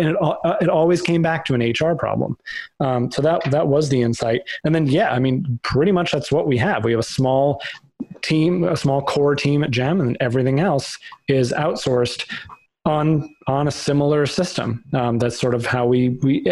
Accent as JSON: {"language": "English", "town": "Boston", "region": "Massachusetts", "country": "United States", "tie": "born or raised there", "also_born_or_lived": "New York", "moved": "as an adult", "lives_now": "Connecticut, United States", "said": "So I grew up in Boston, went to undergrad there"}